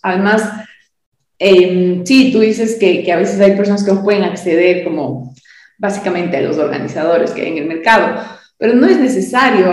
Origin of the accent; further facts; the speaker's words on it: Quito, Pichincha, Ecuador; de varios años de, de servir a mi ciudad